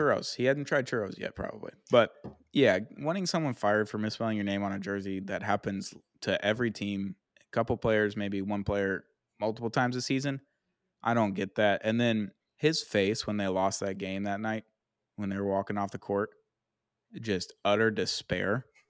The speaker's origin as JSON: {"language": "English", "country": "United States", "said": "I'm American"}